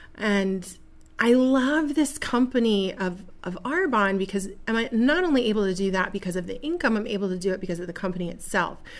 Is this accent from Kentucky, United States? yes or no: no; Buffalo, New York, United States; now in Seneca Falls, United States; this beautiful little community here of Seneca Falls, which is not my original home. I was born in Buffalo